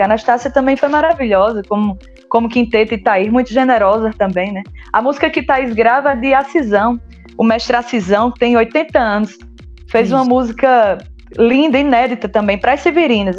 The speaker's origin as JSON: {"language": "Portuguese", "town": "São José do Egito", "region": "Pernambuco", "country": "Brazil", "said": "Eu sou de São José do Egito"}